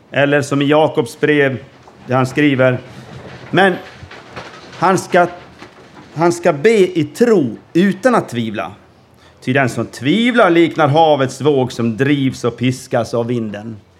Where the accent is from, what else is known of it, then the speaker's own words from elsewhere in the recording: Gagnef, Dalarna County, Sweden; moved away as an adult; also born or lived in Norway / Peru / Gothenburg; now in Åhus, Sweden; uppvuxen i Gagnef